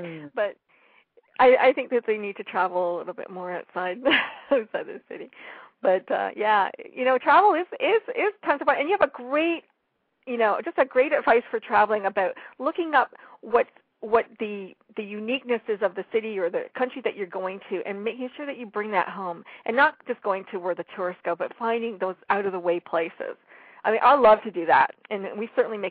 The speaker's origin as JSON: {"language": "English", "country": "Canada", "said": "I'm from Canada"}